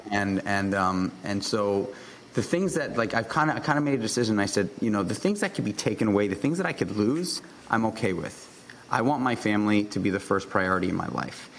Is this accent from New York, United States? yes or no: yes; New York City, New York, United States; I grew up in New York City